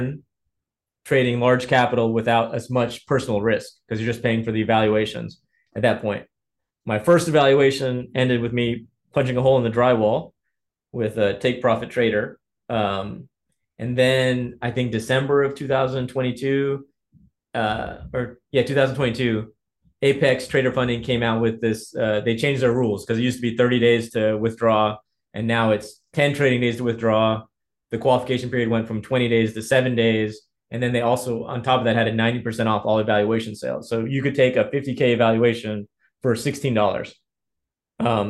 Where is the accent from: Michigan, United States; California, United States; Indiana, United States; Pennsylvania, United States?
Indiana, United States; I grew up in Indiana. My family is of Ethiopian heritage